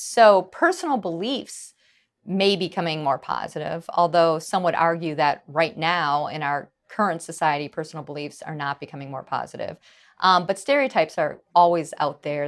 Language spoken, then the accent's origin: English; Wisconsin, United States; I grew up in Wisconsin